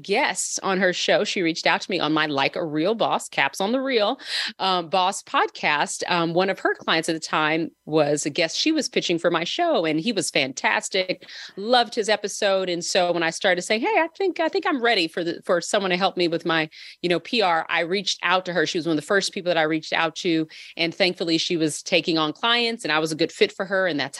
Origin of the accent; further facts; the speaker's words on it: California, United States; But I was born and raised in Southern California to two parents who were, you know, born, raised up in the 60s.